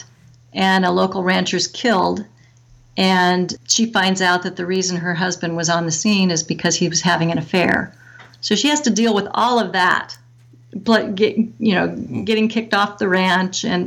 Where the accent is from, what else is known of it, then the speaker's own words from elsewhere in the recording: Nebraska, United States; now in Tucson, United States; I'm from Nebraska